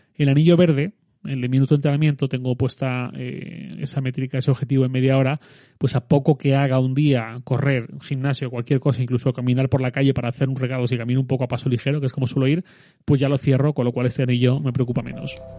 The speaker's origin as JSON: {"language": "Spanish", "region": "Valencian Community", "country": "Spain", "said": "soy valenciano"}